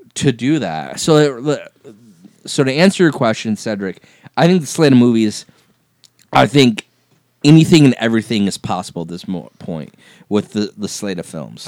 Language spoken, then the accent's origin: English; Flint, Michigan, United States; we're from Michigan, from Flint